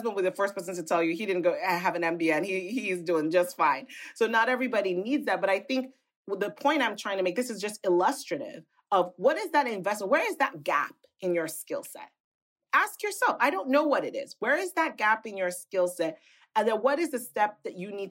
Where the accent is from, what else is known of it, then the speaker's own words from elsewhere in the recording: Nigeria; moved away; also born or lived in United Kingdom / United States; as a little girl growing up in Nigeria